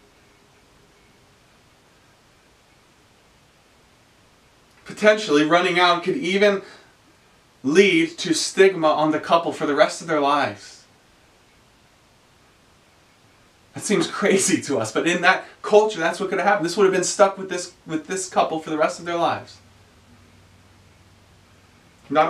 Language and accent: English; the South, United States; I'm a Southerner. I grew up saying ma'am.